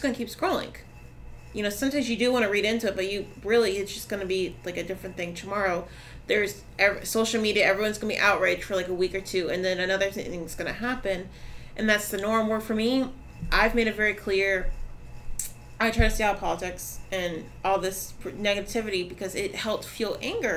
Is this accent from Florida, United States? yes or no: yes; Orlando, Florida, United States; moved away as an adult; now in Brevard County, United States; I'm from Orlando, I used to party out there all the time, I lived out there